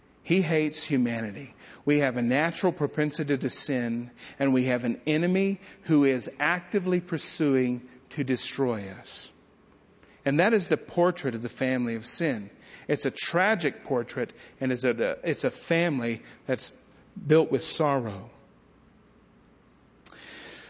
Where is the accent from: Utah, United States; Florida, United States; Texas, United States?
Texas, United States; Bledsoe; my hometown of Bledsoe, Texas